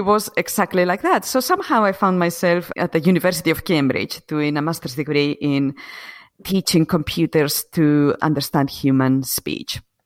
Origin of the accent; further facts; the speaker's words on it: Asturias, Spain; English is a second language; moved away as an adult; also born or lived in United Kingdom / London; I was born and grew up in Spain, in, um, in the north of Spain. It's called Asturias.